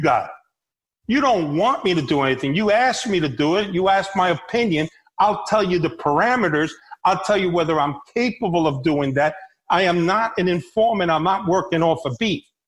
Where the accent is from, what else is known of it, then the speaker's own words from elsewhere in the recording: New York City, New York, United States; also born or lived in Havana, Cuba; I grew up in the streets of New York. I grew up in the Bronx